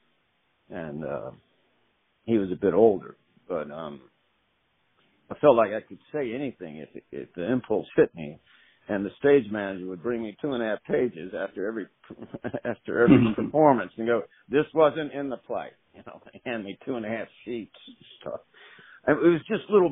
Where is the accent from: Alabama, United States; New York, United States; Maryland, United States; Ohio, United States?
Alabama, United States; Mobile County; I'm from Mobile County